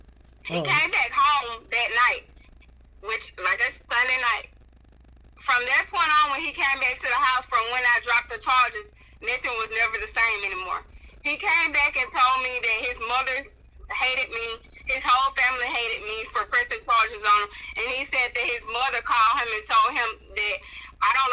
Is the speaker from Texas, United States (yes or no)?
no; Alabama, United States; I'm from Alabama, so I live like southern part of Alabama, like on the Gulf Coast. I live there now, and that's where we moved